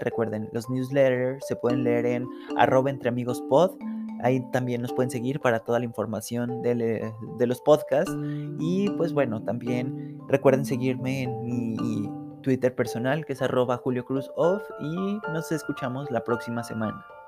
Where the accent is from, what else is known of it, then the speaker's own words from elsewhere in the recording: Mexico; sé que como mexicano